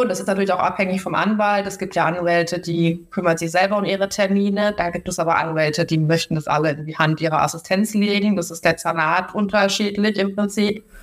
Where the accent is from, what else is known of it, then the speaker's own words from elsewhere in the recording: Baden-Württemberg, Germany; moved away as an adult; now in Hamburg, Germany; komme ja ursprünglich aus Baden-Württemberg, ähm, wollte dann nach Hamburg ziehen